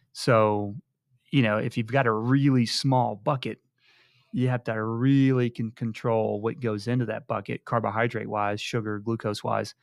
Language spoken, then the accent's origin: English; High Island, Texas, United States; moved away; I'm from High Island, Texas